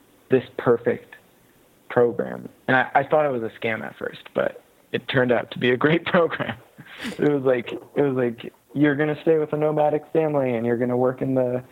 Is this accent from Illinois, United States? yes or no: no; San Francisco, California, United States; I grew up in San Francisco